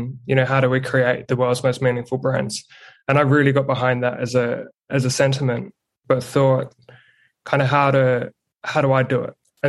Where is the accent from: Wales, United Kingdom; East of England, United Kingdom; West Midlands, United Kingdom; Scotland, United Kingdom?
East of England, United Kingdom; Ipswich; moved away as an adult; also born or lived in Hull / Berlin; Yeah. So I'm born and bred in Ipswich in England. I've now got a fiance who's Kiwi, hence the, I don't even know, mutt of an accent, I guess. And yeah, spent 18 years in the UK